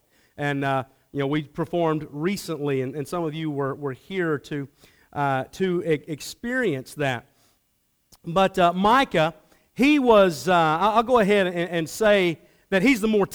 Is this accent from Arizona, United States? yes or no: no; Atlanta, Georgia, United States; I grew up in the Atlanta area, had a great home life